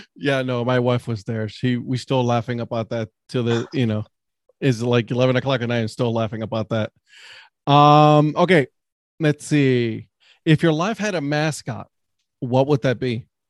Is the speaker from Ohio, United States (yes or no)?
yes; Cleveland, Ohio, United States; now in North Carolina, United States; I'm from Cleveland